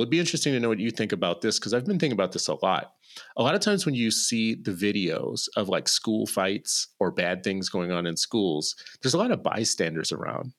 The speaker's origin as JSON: {"language": "English", "country": "United States", "said": "I'm an American"}